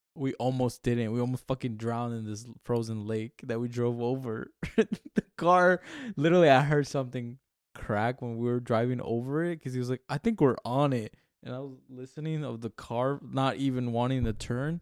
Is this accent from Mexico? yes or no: yes; Mexico; moved away; I'm from Mexico.